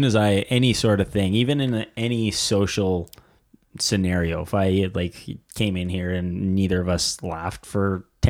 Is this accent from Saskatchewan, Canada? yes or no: yes; near Big Muddy Valley, Saskatchewan, Canada; moved away as an adult; also born or lived in Vancouver; it's right on top of Castle Butte in the Big Muddy Valley, pretty close to my hometown where I grew up.